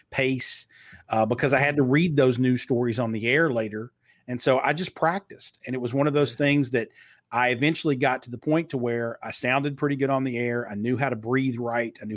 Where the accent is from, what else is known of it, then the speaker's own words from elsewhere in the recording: Kentucky, United States; accent: Southern; I grew up in Eastern Kentucky, where the Hatfield and McCoy feud was.